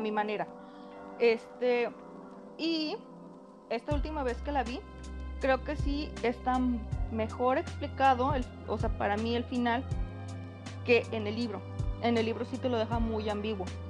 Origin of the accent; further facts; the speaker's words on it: Mexico; como madre mexicana